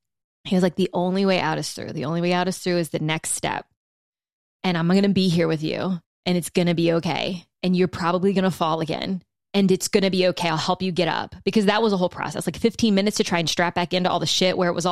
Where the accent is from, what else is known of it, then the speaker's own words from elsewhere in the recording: Louisiana, United States; And I had never even seen fucking snow like this before in my life. I'm from South Louisiana. I'm like, I've only ever seen this in the movies.